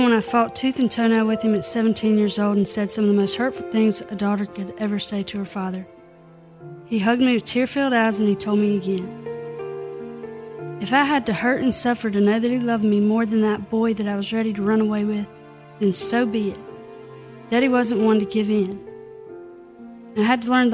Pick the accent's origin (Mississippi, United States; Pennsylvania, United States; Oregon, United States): Mississippi, United States; Clarksdale; moved away; Born and raised in Clarksdale, Mississippi